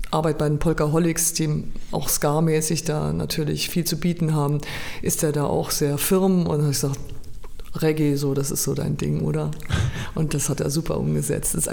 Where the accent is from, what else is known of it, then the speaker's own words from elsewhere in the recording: Mannheim, Baden-Württemberg, Germany; now in Weimar, Germany; früher kam mir Mannheim gar nicht so groß vor, aber seitdem ich Weimar ähm, schon lang, lange meine Heimat jetzt nenne und zurückkomme, denke ich mal so, fuck, wie riesig ist diese Stadt